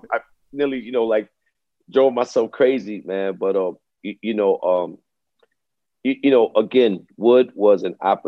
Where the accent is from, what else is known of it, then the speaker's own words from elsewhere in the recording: New York City, New York, United States; I grew up in Brooklyn, man. I grew up in East Flatbush, Brooklyn